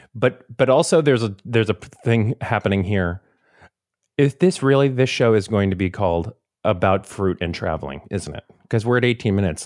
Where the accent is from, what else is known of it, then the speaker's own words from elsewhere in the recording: Florida, United States; growing up in Florida